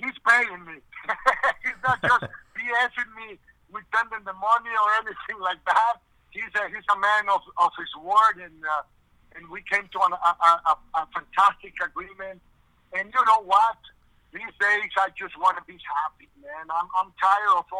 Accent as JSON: {"language": "English", "country": "Mexico", "tie": "born or raised there", "moved": "yes", "said": "down there in the country where I was born in Mexico"}